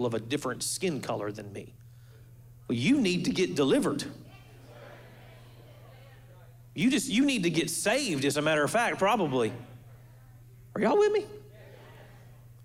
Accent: Florida, United States; Before I'm a Floridian, I'm a believer.

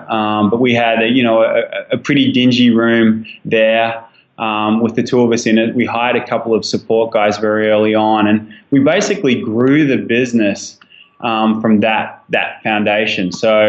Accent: Australia; obviously my accent gives something away. So I'm an Aussie guy

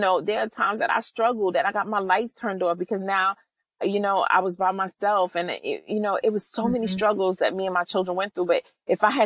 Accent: New York City, New York, United States; I'm from New York City

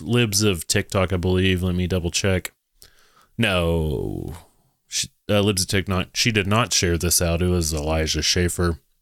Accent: Texas, United States; I'm from Texas

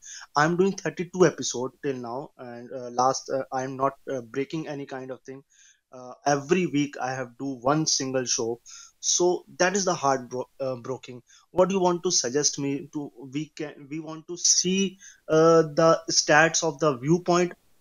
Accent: India; I'm from India

